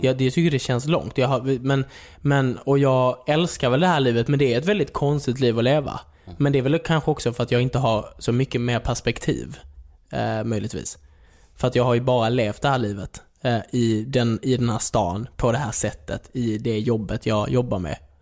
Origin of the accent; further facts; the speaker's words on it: Skåne, Sweden; accent: Scanian; moved away as an adult; also born or lived in Klågerup / Malmö; now in Stockholm, Sweden; jag är uppväxt i Skåne, eh, levde, levde ju där i 18 år